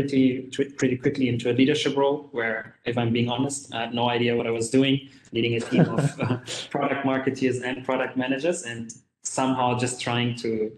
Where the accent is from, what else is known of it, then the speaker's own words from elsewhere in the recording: Germany; now in Kuala Lumpur, Malaysia; I'm originally from Germany, but currently I live and work in Kuala Lumpur in Malaysia